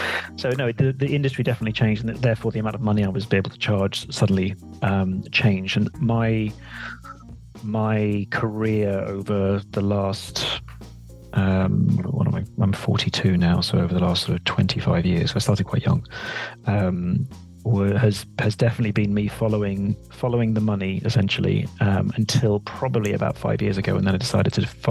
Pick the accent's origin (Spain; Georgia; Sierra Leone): Sierra Leone; He stayed in West Africa. That's why I was brought up in Sierra Leone as a result.